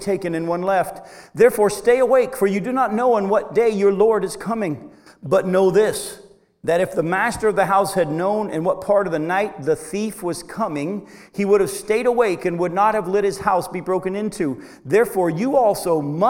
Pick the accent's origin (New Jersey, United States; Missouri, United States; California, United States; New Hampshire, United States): New Hampshire, United States; Milton; I was raised in Milton, New Hampshire